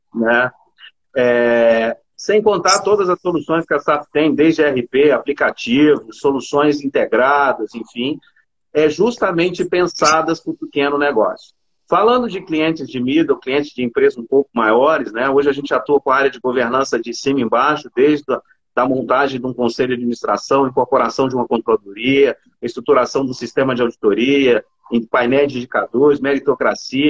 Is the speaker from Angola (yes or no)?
no; Belo Horizonte, Minas Gerais, Brazil; also born or lived in Juiz de Fora; sou de BH